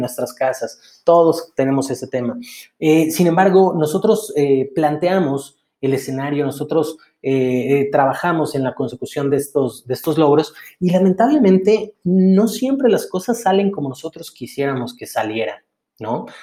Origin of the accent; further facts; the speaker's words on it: Mexico; soy mexicano